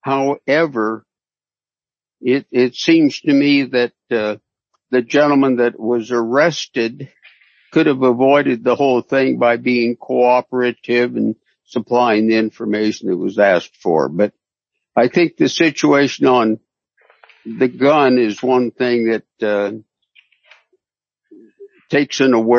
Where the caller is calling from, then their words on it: Concord, California, United States; I'm in Concord, California.